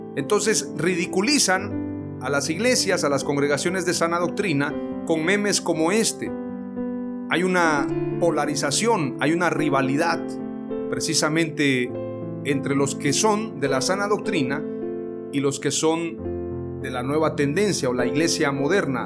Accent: Mexico; yo crecí en una iglesia pentecostal, la más antigua en México

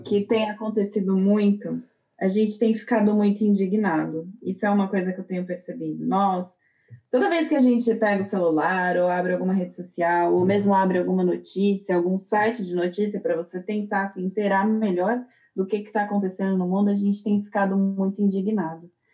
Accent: Brazil; now in Germany; A gente não sente tanto a responsabilidade como cidadão, como pessoa, como brasileiro

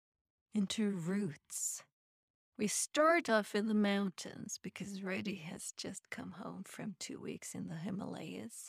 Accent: Sweden; I come from Sweden.

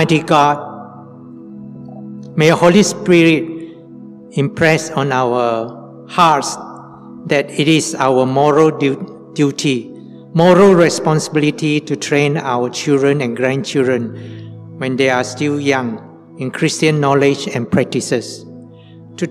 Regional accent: Sibu, Sarawak, Malaysia; also born or lived in Kuching, Malaysia; When I was 6 to 11 years old, my mother and my brother and sister and I, we stayed with my grandfather in Cebu. My father died when I was 5 years old. So we moved from Kuching to Cebu.

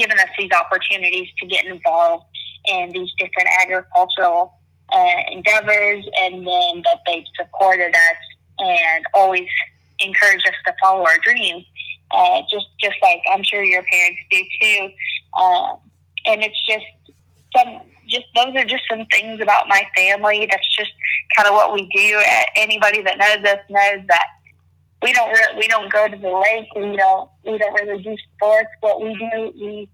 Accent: near Fayetteville, Northwest Arkansas, United States; I am originally from Northwest Arkansas. I grew up on about a 1,500-acre ranch about 15 minutes west of Fayetteville, Arkansas

